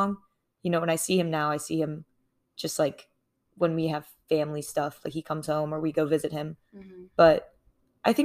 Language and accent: English; Charlotte, North Carolina, United States; born or raised there